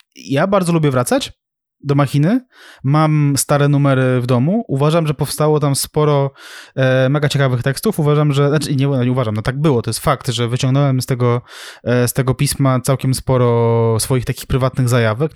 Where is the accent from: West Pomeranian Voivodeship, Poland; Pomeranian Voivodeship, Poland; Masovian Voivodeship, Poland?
Masovian Voivodeship, Poland; Sulejówek; u nas w Sulejówku